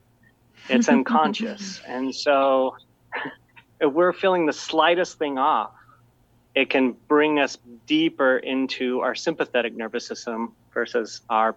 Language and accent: English; Utah, United States; growing up in Utah